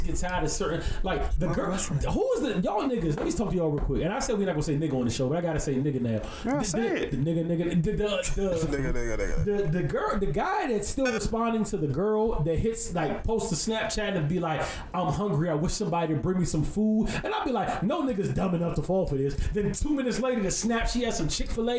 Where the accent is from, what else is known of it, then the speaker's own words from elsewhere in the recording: Barbados; I'm from Barbados